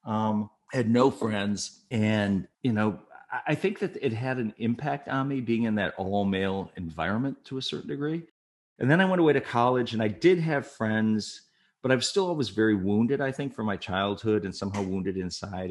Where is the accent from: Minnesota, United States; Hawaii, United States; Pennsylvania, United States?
Minnesota, United States; Saint Paul; moved away as an adult; also born or lived in Bismarck, North Dakota; I'm from Saint Paul, Minnesota.